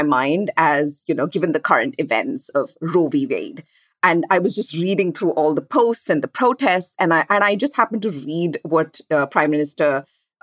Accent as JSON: {"language": "English", "country": "India", "tie": "born or raised there", "moved": "yes", "lives_now": "United States", "said": "we grew up in India"}